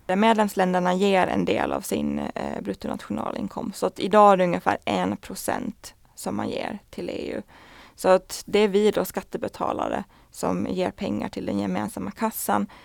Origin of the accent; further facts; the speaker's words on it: Åland Islands; moved away as an adult; now in Brussels, Belgium; vi ålänningar är väldigt duktiga på att berätta att vi är från Åland